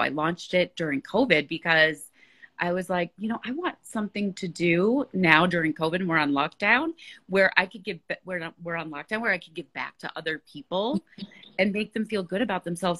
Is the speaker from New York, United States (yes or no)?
no; Chicago, Illinois, United States; moved away; And you're in Chicago, my hometown